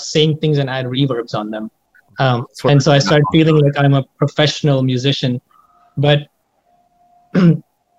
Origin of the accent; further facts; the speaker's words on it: New Delhi, Delhi, India; moved away as an adult; now in Seattle, United States; I was born and raised in India